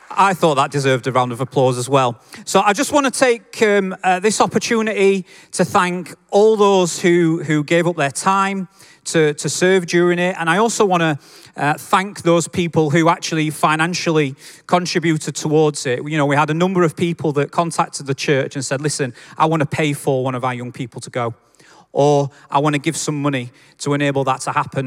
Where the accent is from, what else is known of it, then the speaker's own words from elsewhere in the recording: Yorkshire and the Humber, United Kingdom; accent: Yorkshire; I'm a Yorkshireman